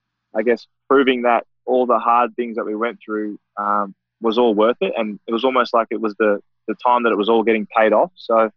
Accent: Fiji; now in Australia

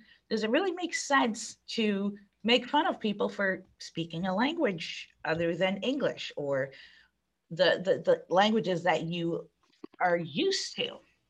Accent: New York City, New York, United States; Growing up in New York City in the 1980s and the 1990s, living side by side with people from all over the world

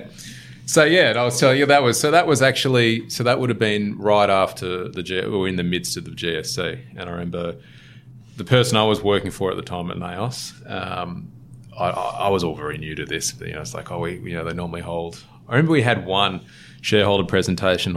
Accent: Sydney, New South Wales, Australia; I'm a Sydney born and bred, born in Manly, um, or grew up in Manly for a little bit

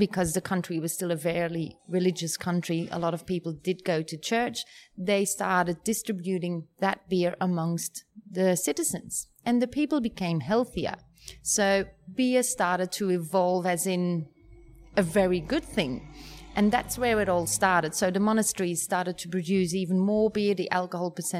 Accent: Flemish part of Belgium, Flanders, Belgium; first language Dutch; English is a second language; moved away as an adult; also born or lived in Melbourne, Australia; now in Australia; We are from Belgium and we are from the Flemish part of Belgium. So we speak Flemish, which is like literally the same as Dutch. That's where I spent all of my life

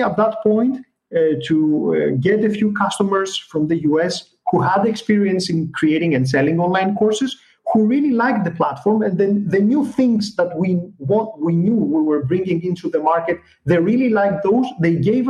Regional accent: Greece; we're coming from Greece

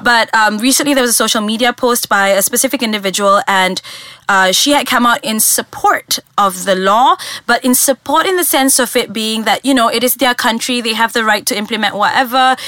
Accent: Malaysia; as a Malaysian, this is happening so close to home

